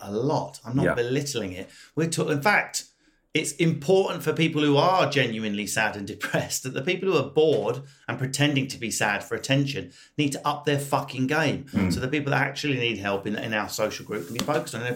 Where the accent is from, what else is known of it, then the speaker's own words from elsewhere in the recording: United Kingdom; we're British